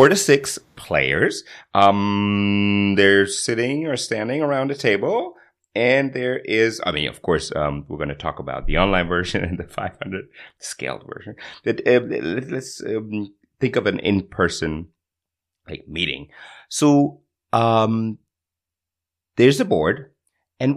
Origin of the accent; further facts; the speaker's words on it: Berlin, Germany; also born or lived in Switzerland; In my hometown. Oh, my God. In Berlin